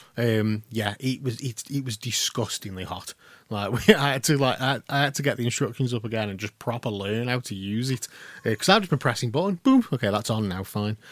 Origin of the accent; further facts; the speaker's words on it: Stoke-on-Trent, West Midlands, United Kingdom; we are all from Stoke on Trent